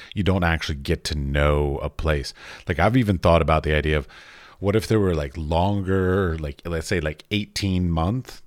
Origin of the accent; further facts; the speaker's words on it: United States; moved away as an adult; now in Europe; I grew up outside of you know Washington D.C.